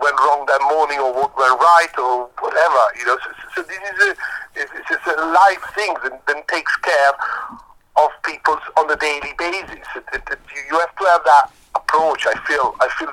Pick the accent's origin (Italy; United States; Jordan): Italy; moved away as an adult; also born or lived in Paris; now in London, United Kingdom; when I was growing up in Italy, in the restaurant of the family